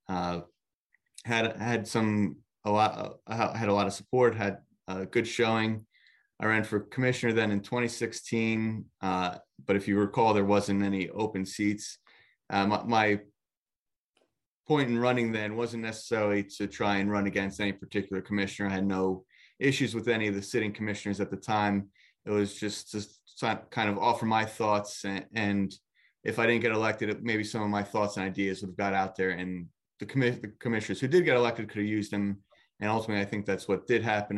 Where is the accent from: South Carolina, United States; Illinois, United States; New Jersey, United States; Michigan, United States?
New Jersey, United States; Nutley; born and raised in Nutley